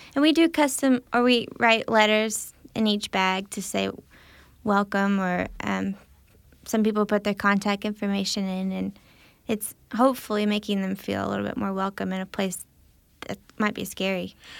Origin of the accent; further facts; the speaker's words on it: Illinois, United States; I grew up in Illinois